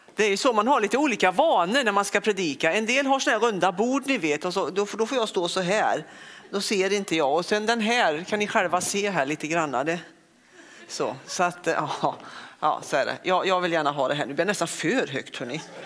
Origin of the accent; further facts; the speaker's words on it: Västergötland, Västra Götaland, Sweden; also born or lived in Lidköping; now in Örkelljunga, Sweden; Och sen är jag ingen skåning utan jag är en ren västgöte.